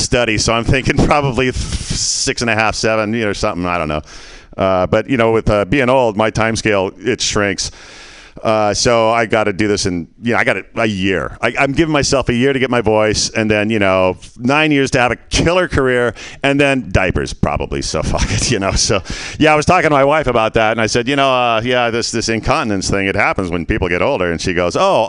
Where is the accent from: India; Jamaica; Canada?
Canada; moved away; I was born in 58 and I was born in Canada.